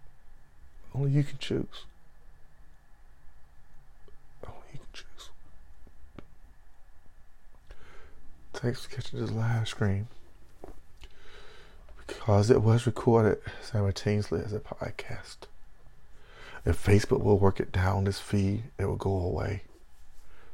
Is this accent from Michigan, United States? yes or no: no; Belhaven, North Carolina, United States; moved away; my hometown of Bellhaven